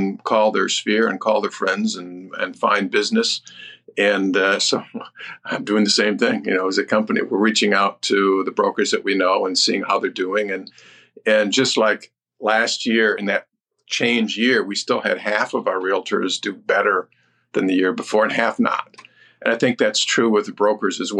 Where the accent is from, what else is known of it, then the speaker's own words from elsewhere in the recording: Detroit, Michigan, United States; I'm from Detroit.